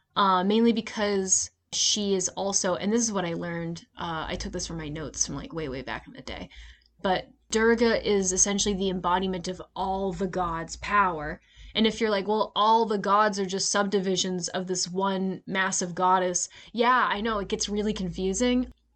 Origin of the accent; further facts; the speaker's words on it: United States; I'm an American